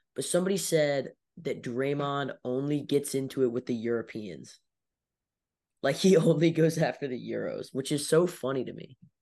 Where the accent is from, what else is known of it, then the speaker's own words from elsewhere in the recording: Chicago, Illinois, United States; I say I'm from the Chi